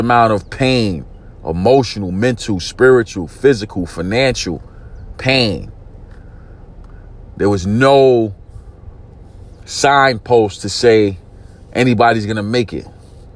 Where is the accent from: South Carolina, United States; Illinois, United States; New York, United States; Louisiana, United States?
New York, United States; New York City; I'm from East New York, Brooklyn. Grew up in a housing project called Pink Houses.